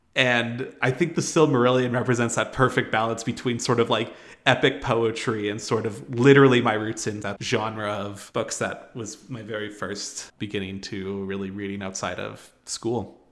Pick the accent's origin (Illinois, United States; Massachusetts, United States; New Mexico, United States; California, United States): New Mexico, United States; Albuquerque; I was born and raised in Albuquerque